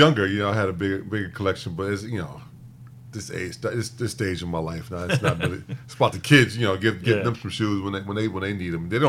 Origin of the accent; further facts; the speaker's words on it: Chicago, Illinois, United States; My hometown Bulls.